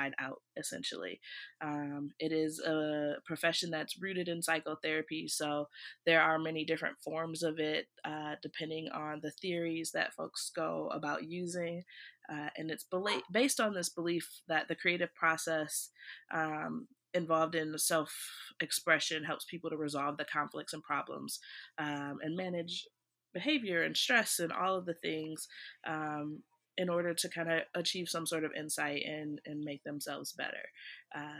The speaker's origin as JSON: {"language": "English", "town": "Beloit", "region": "Wisconsin", "country": "United States", "tie": "born or raised there", "also_born_or_lived": "Maryland / Washington, D.C.", "moved": "as an adult", "said": "I'm from Beloit, Wisconsin. I'm excited to share my little hometown with everybody in the world"}